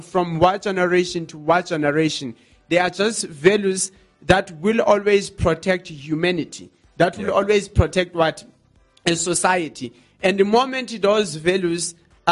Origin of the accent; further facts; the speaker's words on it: South Africa; as a South African people